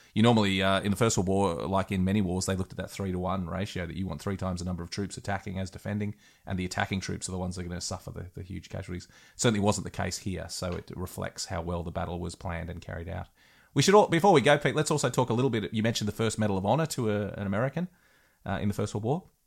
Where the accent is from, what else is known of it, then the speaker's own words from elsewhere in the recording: Australia; I'm an Aussie